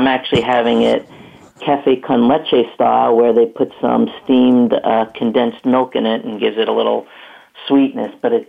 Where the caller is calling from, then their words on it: Hollywood, Florida, United States; So I'm calling from South Florida in what I call the real Hollywood. It's Hollywood